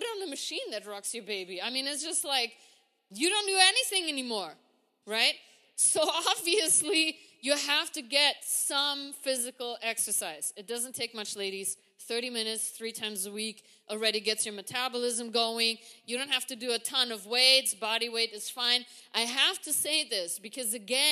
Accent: Germany; moved away as an adult; now in United States; I come from Germany. We walk everywhere

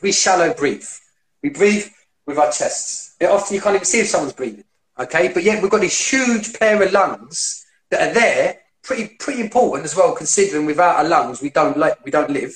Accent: London, United Kingdom; I grew up in East London, you might be able to tell by the way I talk, but I grew up in area East London

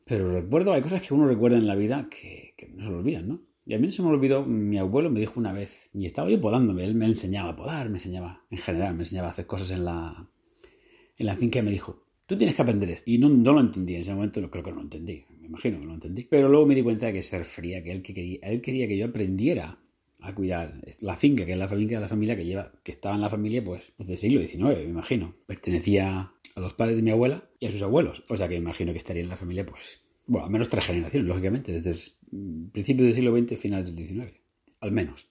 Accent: Murcia, Region of Murcia, Spain; moved away as an adult; now in Brisbane, Australia; Yo me crié en, en Murcia

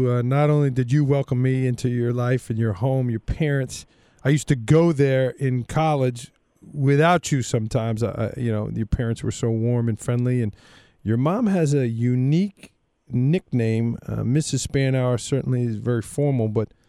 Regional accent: New York City, New York, United States; also born or lived in Orange County, New York; growing up in Staten Island, I'd never seen space like that.

